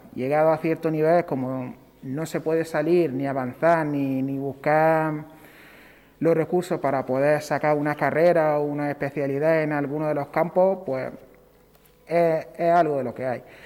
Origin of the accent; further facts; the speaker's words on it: Western Sahara; now in Torre Pacheco, Spain; como saharaui que soy